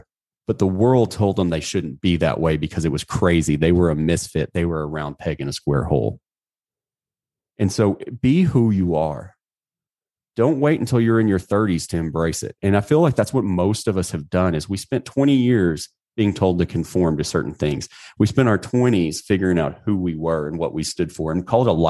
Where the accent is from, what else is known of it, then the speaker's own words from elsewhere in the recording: United States; I'm an American